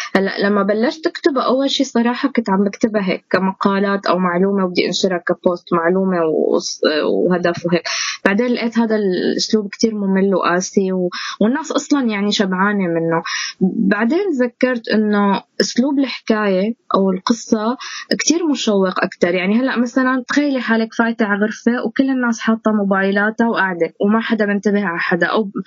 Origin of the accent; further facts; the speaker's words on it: Syria; moved away; وضعنا نحن كسوريين انتمائنا لسوريتنا